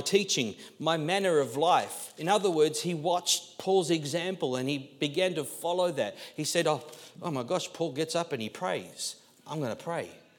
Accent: Australia; being Australian and Aussie

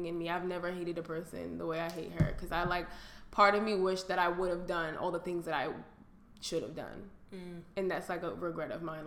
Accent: New York, United States; I grew up in New York. Like, all people from New York have an accent

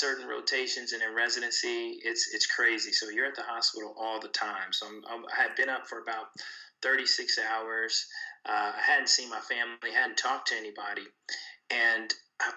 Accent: Kansas City, Missouri, United States; I'm originally from Kansas City, Missouri

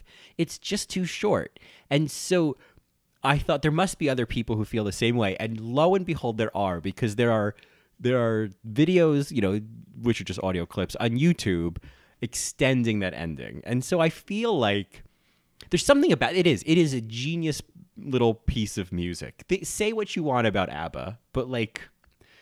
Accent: New Jersey, United States; I'm from New Jersey

